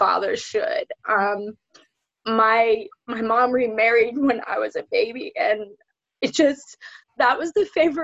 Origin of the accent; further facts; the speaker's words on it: Zephyrhills, Florida, United States; I grew up right here in Zephyr Hills. My family's been here since this town has been founded